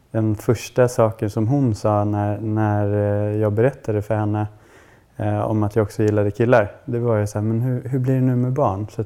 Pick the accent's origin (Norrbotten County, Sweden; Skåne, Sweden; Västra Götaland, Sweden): Norrbotten County, Sweden; Kiruna; also born or lived in Sundsvall; now in Stockholm, Sweden; Och jag kommer från Kiruna